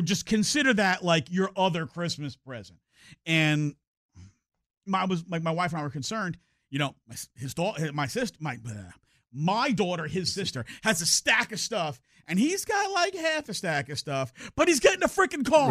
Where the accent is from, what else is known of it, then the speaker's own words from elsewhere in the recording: New York, United States; moved away as an adult; now in Texas, United States; growing up in New York